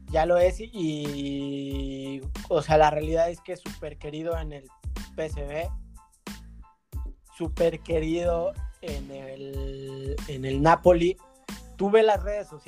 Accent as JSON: {"language": "Spanish", "country": "Mexico", "said": "somos los mexicanos"}